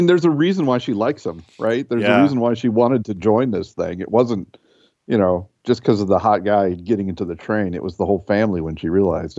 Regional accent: Minnesota, United States; accent: Midwestern Minnesota; it just came out as my Midwestern Minnesota accent

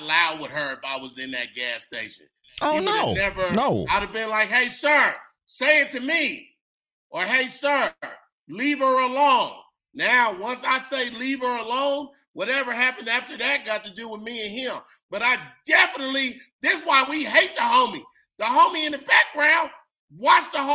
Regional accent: California, United States; I'm from Cali

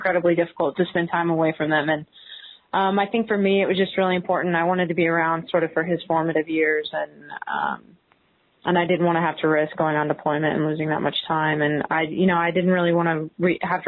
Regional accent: Houston, Texas, United States; moved away as an adult; also born or lived in Hawaii; now in Austin, United States; I'm originally from Houston

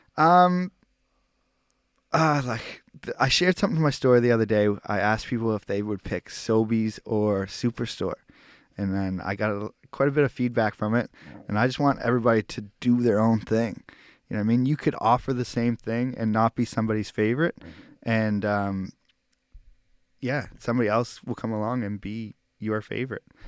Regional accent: Halifax, Nova Scotia, Canada; I'm from Halifax

